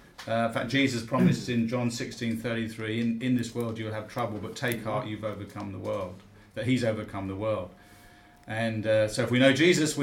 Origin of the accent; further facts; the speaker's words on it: London, United Kingdom; born there; No, actually from the UK. And Cockney by birth, born in the sound of Bow Bells. I haven't got a Cockney voice, mind you.